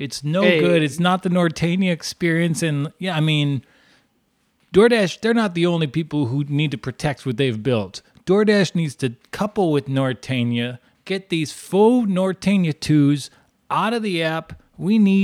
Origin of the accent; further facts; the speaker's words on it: New York, United States; we're New Yorkers